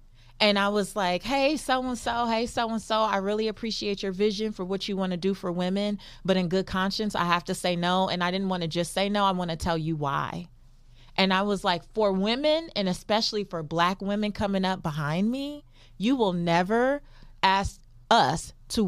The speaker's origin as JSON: {"language": "English", "town": "Los Angeles", "region": "California", "country": "United States", "said": "I'm still from South Central Los Angeles."}